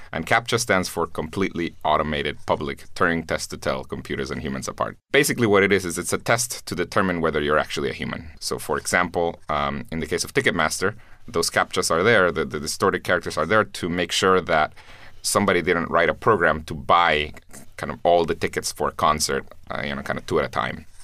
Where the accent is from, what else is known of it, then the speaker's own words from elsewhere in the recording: Guatemala; I'm from Guatemala